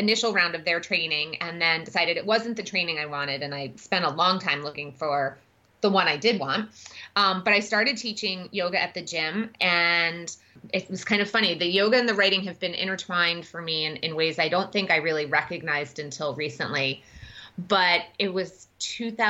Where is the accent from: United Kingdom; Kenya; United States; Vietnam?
United States; New York; moved away as an adult; also born or lived in Washington, D.C.; now in Madison, United States; I grew up in New York and then I moved to D.C. right out of college and bounced around a little bit.